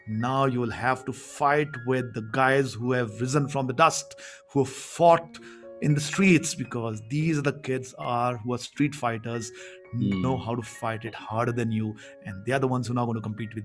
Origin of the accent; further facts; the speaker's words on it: India; English is a second language; growing up in a very small town, which used to be a population of 15,000. And I never spoke English at home